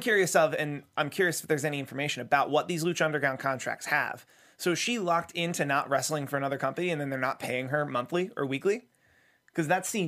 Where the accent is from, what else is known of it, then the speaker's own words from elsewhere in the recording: United States; as an American